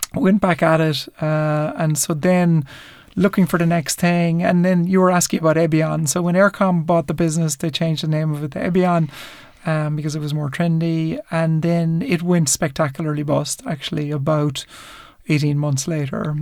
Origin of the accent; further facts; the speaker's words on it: Ireland; growing up in Ireland in the in the seventies and eighties